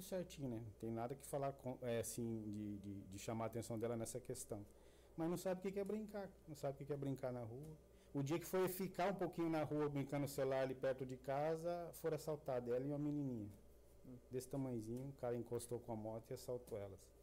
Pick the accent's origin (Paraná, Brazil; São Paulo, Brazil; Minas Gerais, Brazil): Paraná, Brazil; Sertaneja; moved away as an adult; also born or lived in Cornélio Procópio; lá a gente nascia tudo em Cornélio Procópio, mas morando na região, né? Sertaneja, Leópolis, Sancho Alegre.